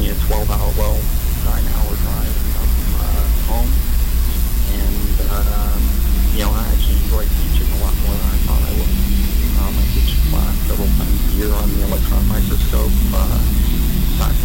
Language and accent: English; Albuquerque, New Mexico, United States; moved away as an adult; also born or lived in Seattle / Florida; I grew up in Albuquerque, New Mexico